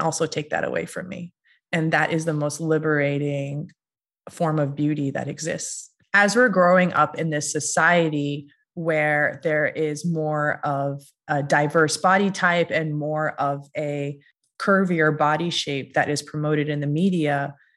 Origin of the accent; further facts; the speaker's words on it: Massachusetts, United States; I am Iranian American and I grew up in a very small town in Massachusetts